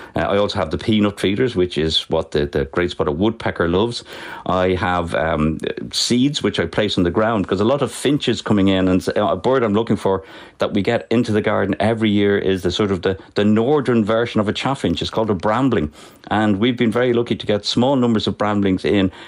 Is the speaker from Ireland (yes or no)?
yes; Dublin, Leinster, Ireland; I was born and bred in Finglas